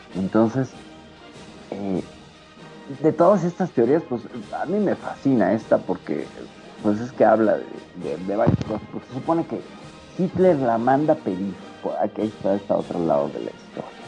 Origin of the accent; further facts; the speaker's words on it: Mexico; aquí en mi país